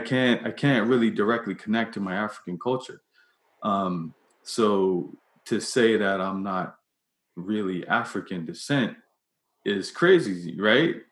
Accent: Bermuda; I'm from Bermuda

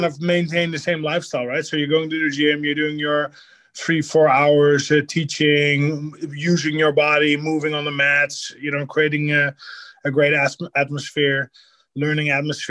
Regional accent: Netherlands; now in Miami, United States

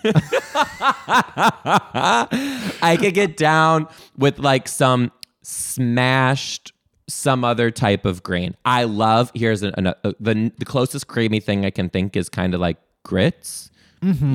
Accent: Detroit, Michigan, United States; now in Seattle, United States; I'm originally from Detroit.

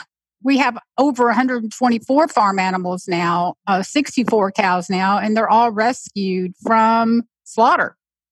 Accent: Texas, United States; I'm a full-blown country, you know, Texan, right? I mean, I'm from Texas.

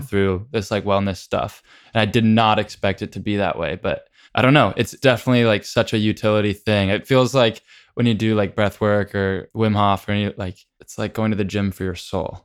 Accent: San Diego, California, United States; I grew up in San Diego

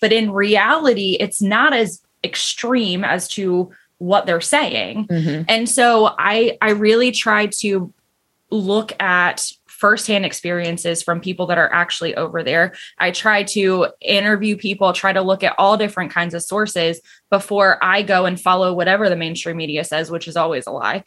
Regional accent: Connecticut, United States; now in South Carolina, United States; I was raised in Connecticut where it is just hardcore Democrat

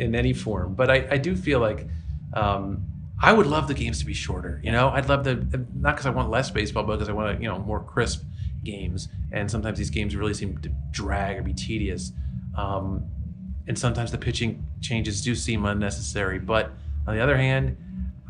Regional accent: Philadelphia, Pennsylvania, United States; I'm from the Philadelphia area

